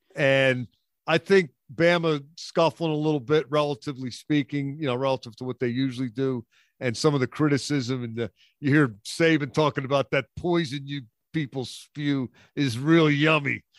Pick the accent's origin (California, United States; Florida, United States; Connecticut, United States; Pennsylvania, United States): Pennsylvania, United States; Philadelphia; when I grew up in Philadelphia, my dad was into this game, and they played it in Philly every year